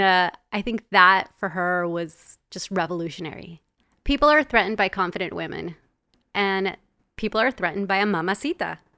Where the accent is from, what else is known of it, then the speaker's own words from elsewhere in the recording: Los Angeles, California, United States; also born or lived in El Salvador; I'm from El Salvador, but grew up in Los Angeles in a very traditional Latin household.